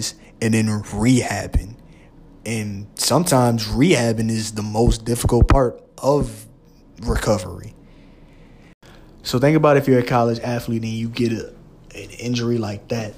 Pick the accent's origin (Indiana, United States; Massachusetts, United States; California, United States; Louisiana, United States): Louisiana, United States; I'm from Louisiana, and they got two, maybe three big schools in our state